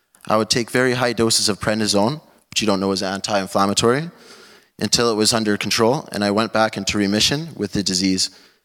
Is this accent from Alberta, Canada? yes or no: yes; Calgary, Alberta, Canada; I was born in 1999 in Calgary, Alberta.